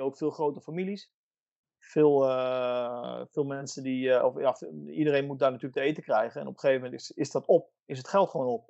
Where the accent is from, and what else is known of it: Netherlands; moved away as an adult; now in Italy